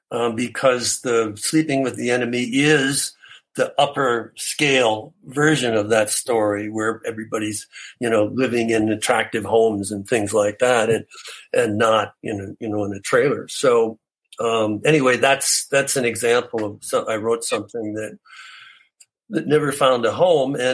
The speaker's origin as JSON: {"language": "English", "country": "Canada", "said": "I'm Canadian."}